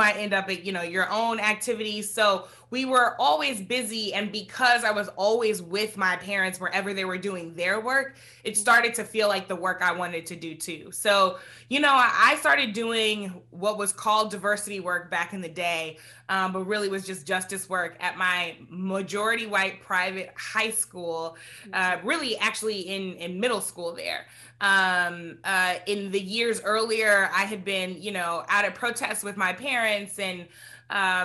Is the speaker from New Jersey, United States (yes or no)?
no; St. Louis, Missouri, United States; growing up in St. Louis is, you know, a mid-sized city with a small town feel